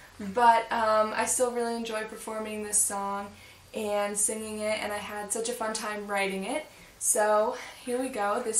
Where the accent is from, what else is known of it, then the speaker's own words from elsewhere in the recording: Springfield, Massachusetts, United States; my hometown, Springfield, Massachusetts, which is where I was born and raised and which is where I still live today.